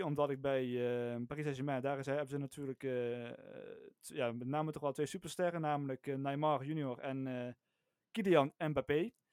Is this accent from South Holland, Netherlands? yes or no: no; North Limburg, Netherlands; ik kom uit Noord-Limburg